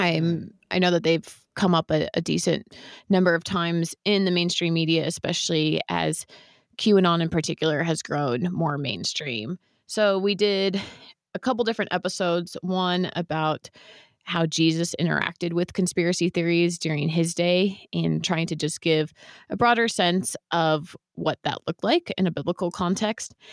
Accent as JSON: {"language": "English", "area": "San Francisco Bay Area", "region": "California", "country": "United States", "tie": "born or raised there", "said": "I grew up in the San Francisco Bay Area, which is where my parents"}